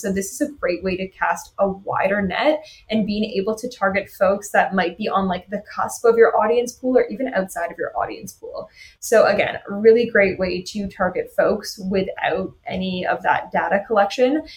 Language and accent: English; Toronto, Ontario, Canada; I'm from Toronto